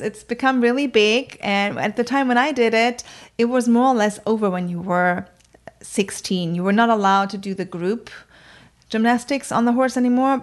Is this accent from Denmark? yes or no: no; countryside outside of Bremen, Germany; English is a second language; moved away; I grew up on the countryside outside of Bremen, which is in northern Germany